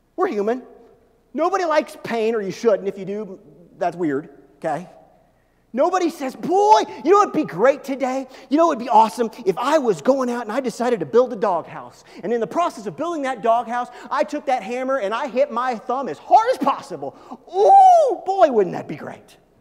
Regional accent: Midwest, United States; I grew up in the Midwest, okay? I grew up kind of on the edge of Tornado Alley

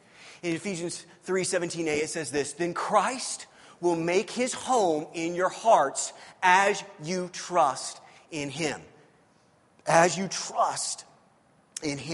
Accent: Missouri, United States; I'm from Missouri

